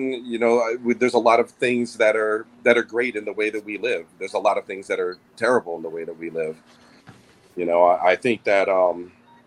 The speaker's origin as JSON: {"language": "English", "region": "Hawaii", "country": "United States", "said": "I'm a Native American, but I am Native Hawaiian"}